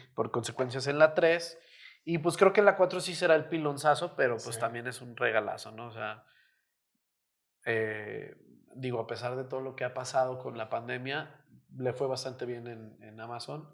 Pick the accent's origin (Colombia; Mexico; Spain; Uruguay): Mexico; los mexicanos somos así